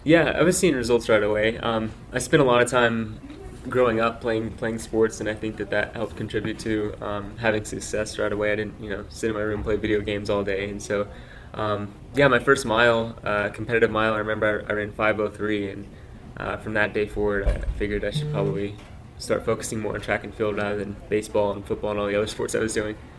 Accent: Dallas Fort Worth area, Texas, United States; I grew up in Texas, and so uh, I uh, grew up in Dallas Fort Worth area

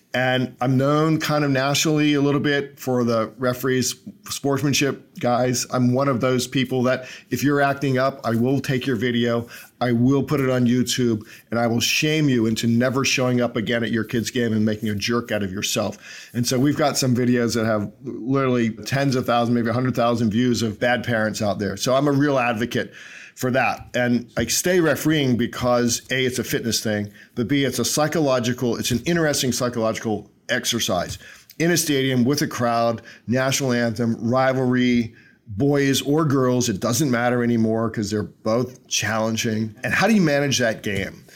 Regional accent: Northern Virginia, United States; We grew up in Northern Virginia in the sixties

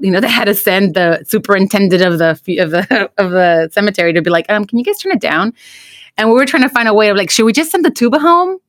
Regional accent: United States; also born or lived in Mexico (ancestry); bicultural experience of being American and being, you know, Mexican and, or, you know, children of immigrants

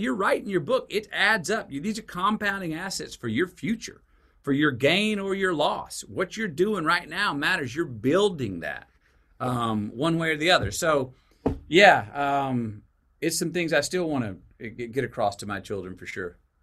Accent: Longview, Texas, United States; born or raised there; also born or lived in Uvalde, Texas

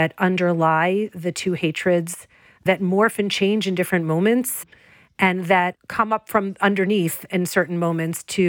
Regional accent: United States; moved away; also born or lived in Israel; an American living in Israel at the time

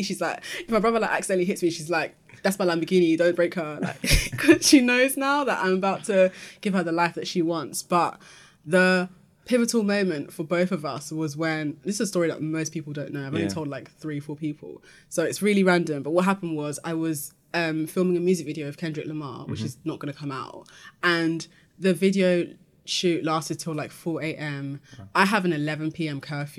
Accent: Peckham, London, United Kingdom; Lived in Peckham my whole life, and having been in that environment, it's made me had to learn the hard way to fight to be understood.

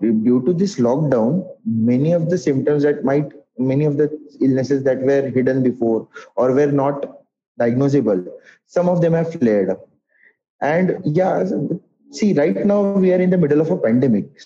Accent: Nagpur, Maharashtra, India; moved away as an adult; also born or lived in Yavatmal; now in Mumbai, India; Uh, I am basically from Nagpur.

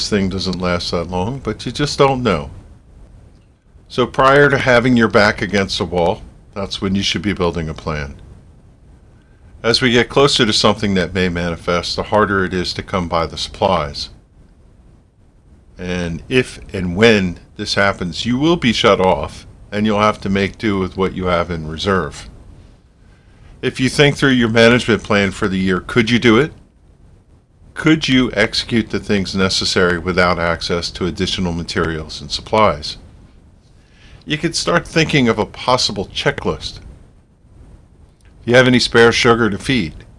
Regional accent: United States; As an American

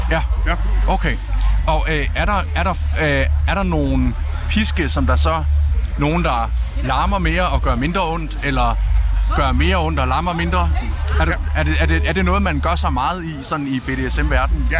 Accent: Southern Jutland, Southern Denmark, Denmark; er jo opvokset hjemme i Sønderjylland med mine forældre

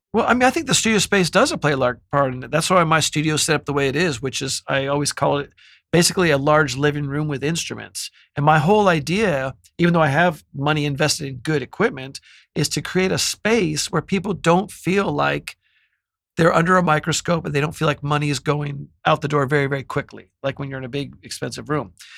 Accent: Bay Area, California, United States; now in Los Angeles, United States; I'm from the Bay Area

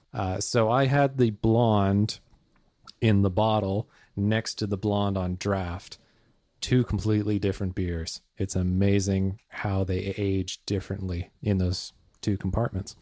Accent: Bellingham, Washington, United States; moved away as an adult; in my hometown of Bellingham, Washington

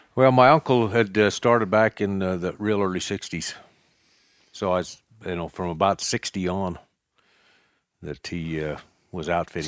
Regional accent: Cokeville, Wyoming, United States; I was raised in Cokeville as well. Um, raised on a ranch, a cattle ranch

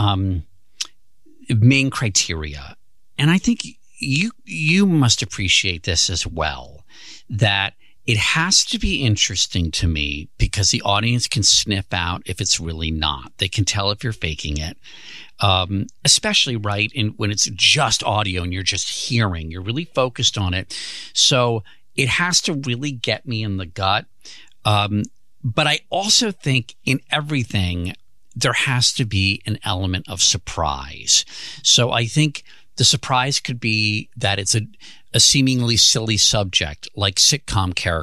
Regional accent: United States; I grew up outside of Washington, D.C.

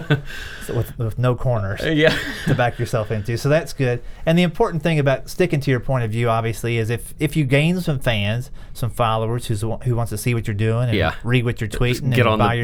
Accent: United States; as an American

